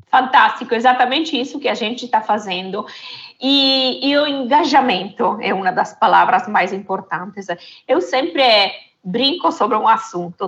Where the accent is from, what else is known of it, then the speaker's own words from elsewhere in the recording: Italy; Portuguese is a second language; moved away; de origem sou italiana